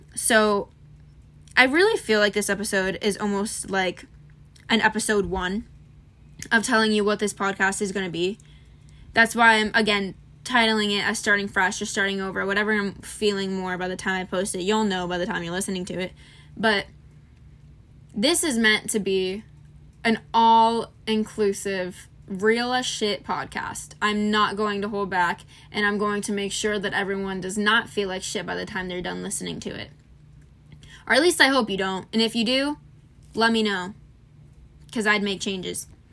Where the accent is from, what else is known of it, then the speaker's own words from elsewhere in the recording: Florida, United States; I'm from Florida